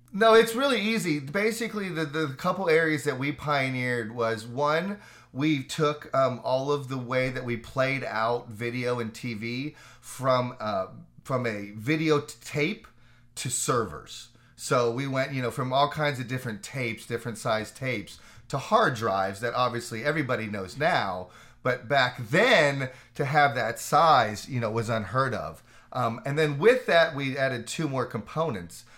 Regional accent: Orlando, Florida, United States; also born or lived in Fairmont, West Virginia; grew up in Orlando, basically, so finished out my elementary, uh, middle and high school there

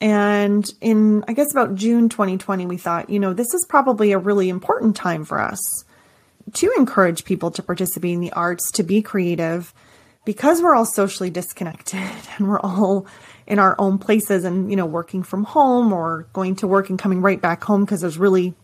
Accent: Canada; I'm from Canada

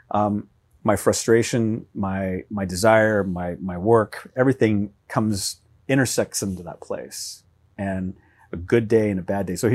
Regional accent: Oklahoma, United States; I would say I'm from the Midwest too, and I would declare Oklahoma the Midwest.

